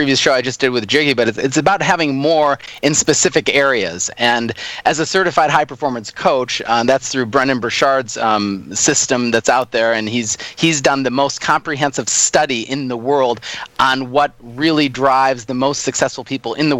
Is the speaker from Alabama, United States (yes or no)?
no; Minneapolis, Minnesota, United States; moved away as an adult; now in Australia; born and raised in Minneapolis, Minnesota, and I've been in Australia since 2010